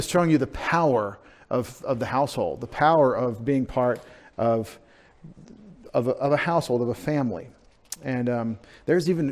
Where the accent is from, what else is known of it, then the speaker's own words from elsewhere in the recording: Texas, United States; I'm from Texas